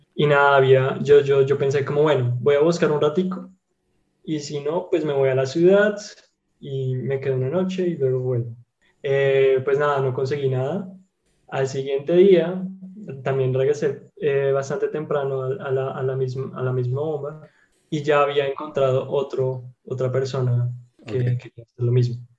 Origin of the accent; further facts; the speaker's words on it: Colombia; now in Germany; yo soy de Colombia